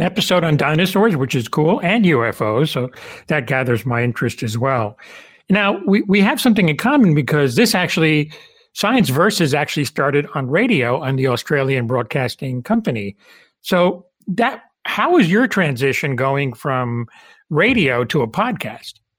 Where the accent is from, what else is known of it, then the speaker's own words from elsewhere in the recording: Cuba; moved away; I was born in Cuba